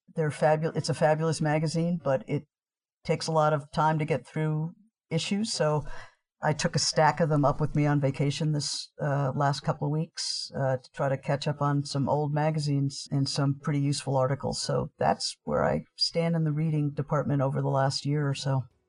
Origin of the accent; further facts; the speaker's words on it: New York City, New York, United States; moved away as an adult; also born or lived in Poughkeepsie; now in Washington, D.C., United States; I grew up in New York City